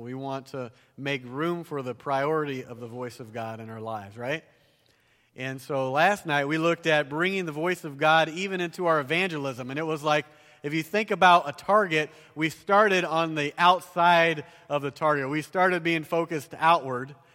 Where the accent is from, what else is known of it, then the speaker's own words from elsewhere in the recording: the South, United States; accent: southern; moved away; I grew up down south, if you can't tell by my accent